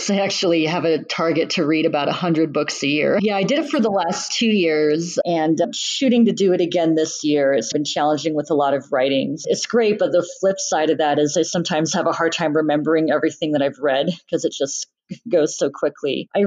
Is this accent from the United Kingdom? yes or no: no; Saudi Arabia; also born or lived in Bahrain; I grew up in the Middle East, raised in Saudi Arabia and Bahrain